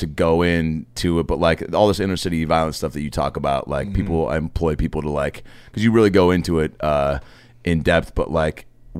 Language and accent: English; Lake Forest Park, Washington, United States; I grew up in Lake Forest Park, Washington.